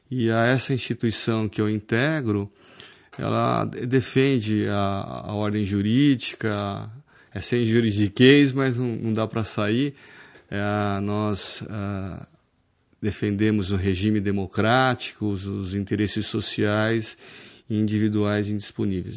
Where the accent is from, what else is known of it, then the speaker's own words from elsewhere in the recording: Osasco, São Paulo, Brazil; now in Piracicaba, Brazil; eu nasci em Osasco, né? Hoje eu sou cidadão piracicabano